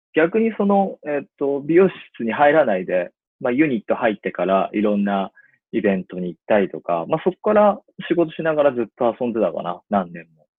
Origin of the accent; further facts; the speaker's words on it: Itako, Ibaraki, Japan; 茨城県出身。はい。で、もう本当に、なんだろうな、田んぼとヤンキーしかいないような、もう本当の田舎中の田舎で育ちました